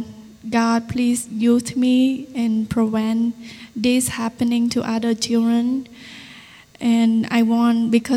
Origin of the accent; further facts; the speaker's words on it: Cambodia; first language Vietnamese; English is a second language; moved away; In Cambodia, we live with my uncle, my aunt, her husband, my niece, and my grandmother.